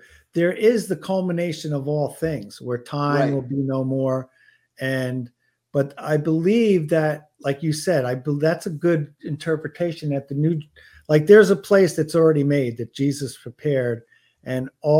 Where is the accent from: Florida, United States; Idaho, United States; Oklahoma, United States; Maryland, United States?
Florida, United States; I'm from Florida. I love the warm weather.